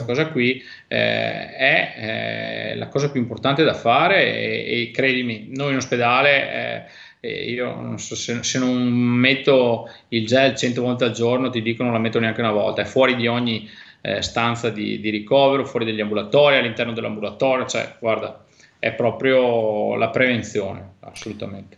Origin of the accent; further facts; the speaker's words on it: Belluno, Veneto, Italy; per la mia terra, sai quanto sono legato a Belluno